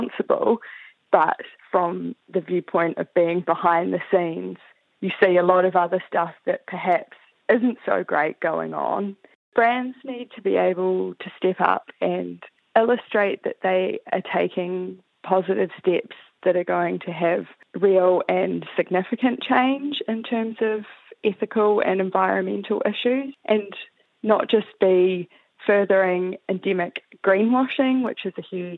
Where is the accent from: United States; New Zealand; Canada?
New Zealand; now in Melbourne, Australia; I'm from New Zealand, currently living in Melbourne, Australia.